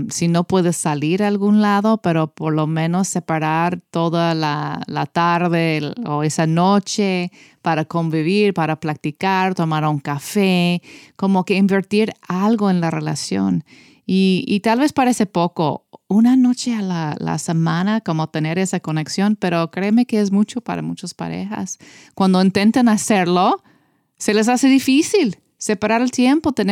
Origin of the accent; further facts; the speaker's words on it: United States; Yo puedo decir eso porque soy americana.